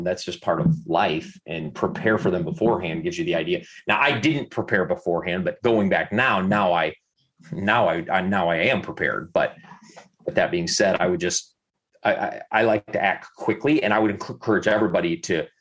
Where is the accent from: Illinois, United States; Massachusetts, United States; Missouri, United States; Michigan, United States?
Michigan, United States; Southwest; our house that I grew up in Southwest Michigan